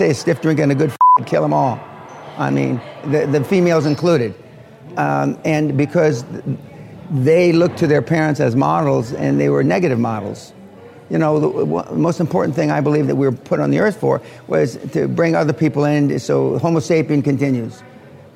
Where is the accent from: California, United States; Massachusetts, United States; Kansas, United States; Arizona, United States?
California, United States; Los Angeles; also born or lived in Jacksonville, Florida; now in Scotland; I was born in Jacksonville, Florida, right at the end of World War II. And I was raised in Los Angeles, outside Los Angeles, initially in East L.A.